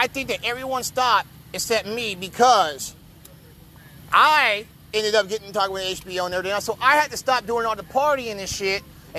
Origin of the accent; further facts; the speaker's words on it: Kansas City, Missouri, United States; I came home to Kansas City.